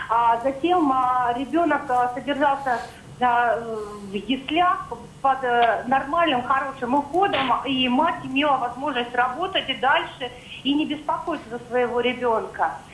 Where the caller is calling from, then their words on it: Moscow, Russia; я звоню из Москвы, но сама не